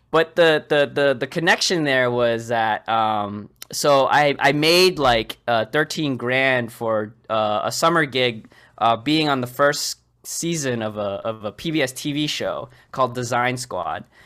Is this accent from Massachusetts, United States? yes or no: yes; Boston, Massachusetts, United States; most of my life I was born and raised in Boston. I still live in near the area. I'm just south of it.